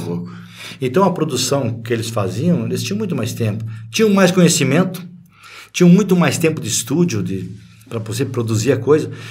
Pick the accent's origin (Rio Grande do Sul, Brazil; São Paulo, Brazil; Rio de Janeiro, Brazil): Rio Grande do Sul, Brazil; moved away; also born or lived in Paraná; o único gaúcho do conjunto era eu, porque eu nasci no Rio Grande do Sul.